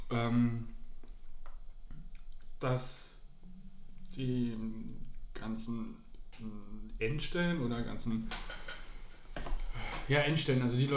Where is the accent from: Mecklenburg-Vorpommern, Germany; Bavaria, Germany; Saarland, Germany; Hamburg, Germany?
Saarland, Germany; now in Berlin, Germany; Vor allen Dingen als Saarländer... Äh, als frischer Berliner aus dem Saarland hinaus